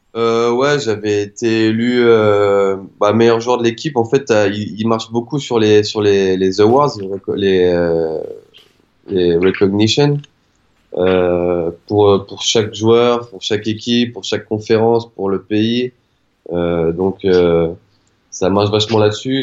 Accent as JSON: {"language": "French", "town": "Lorient", "region": "Brittany", "country": "France", "also_born_or_lived": "South Carolina, United States / North Carolina, United States", "moved": "as an adult", "said": "je suis breton et de Lorient plus précisément"}